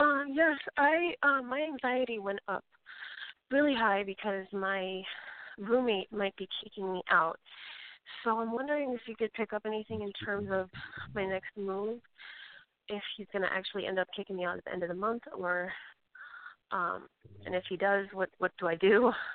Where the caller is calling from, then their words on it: Colorado, United States; I'm calling from Colorado.